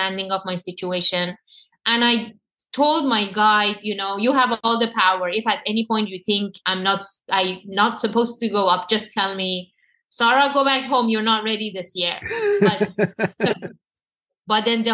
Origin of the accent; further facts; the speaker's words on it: Iran; moved away; It was all the trauma that happened to me all my life, growing up in Iran, dealing with everything that I had to dealt with in Iran